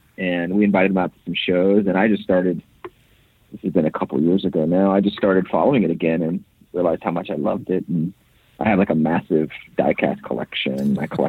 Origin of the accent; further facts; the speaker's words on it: Florida, United States; So I was, my generation was the first generation born in Florida.